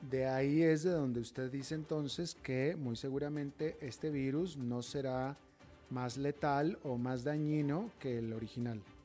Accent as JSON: {"language": "Spanish", "town": "Monterrey", "region": "Nuevo León", "country": "Mexico", "tie": "born or raised there", "moved": "yes", "said": "mi tierra natal, Monterrey, también."}